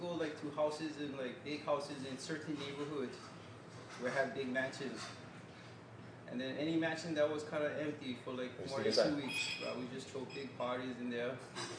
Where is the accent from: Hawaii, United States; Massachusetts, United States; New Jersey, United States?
Hawaii, United States; Kahaluu; also born or lived in Waikiki, Oahu, Hawaii; And then I got raised in a real little town, rural town in the countryside called Kahalu.